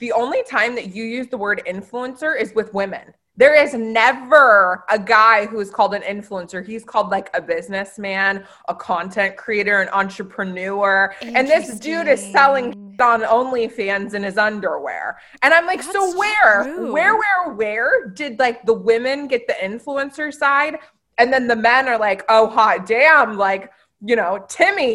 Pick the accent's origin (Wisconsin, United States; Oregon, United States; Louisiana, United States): Oregon, United States; Oregon City; I grew up in Oregon City